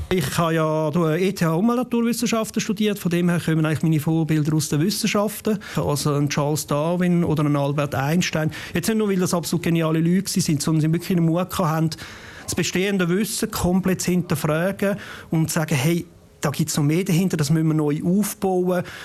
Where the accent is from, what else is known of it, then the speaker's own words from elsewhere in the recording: Opfikon, Zurich, Switzerland; Ich komme aus Opfiken